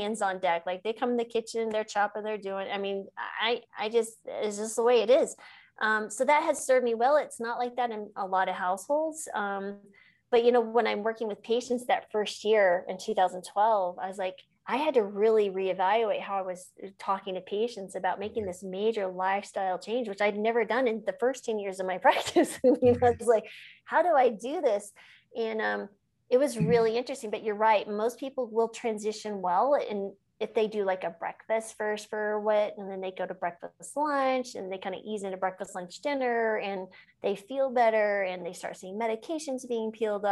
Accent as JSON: {"language": "English", "region": "New Mexico", "country": "United States", "tie": "born or raised there", "said": "I grew up in New Mexico"}